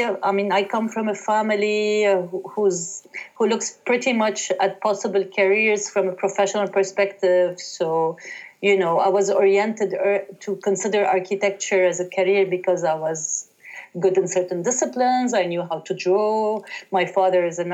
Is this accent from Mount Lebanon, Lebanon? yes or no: yes; Haret Hreik, Dahiye, Beirut, Mount Lebanon, Lebanon; I was born in Hari Tahrik and raised there